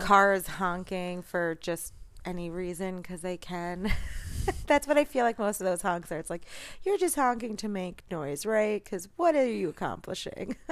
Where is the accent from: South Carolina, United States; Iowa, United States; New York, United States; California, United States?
New York, United States; New York City; I'm a Jew from New York as well